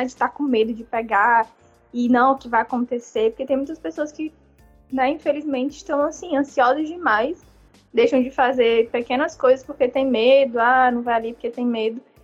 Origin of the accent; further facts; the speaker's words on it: Fortaleza, Ceará, Brazil; eu sou de Fortaleza